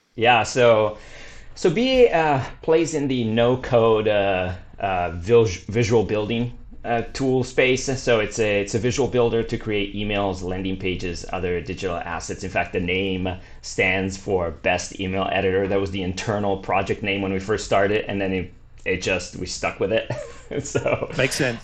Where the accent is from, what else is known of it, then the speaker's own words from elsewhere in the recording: Milan, Lombardy, Italy; moved away as an adult; now in Santa Cruz, United States; I grew up in Italy. Was born in Milan, great city.